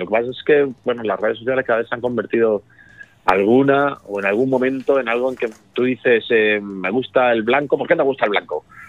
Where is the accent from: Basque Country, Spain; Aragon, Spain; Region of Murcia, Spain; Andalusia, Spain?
Region of Murcia, Spain; Murcia; soy de Murcia